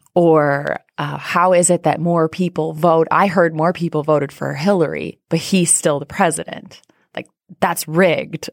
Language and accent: English; rural Iowa, United States; moved away; I grew up in Iowa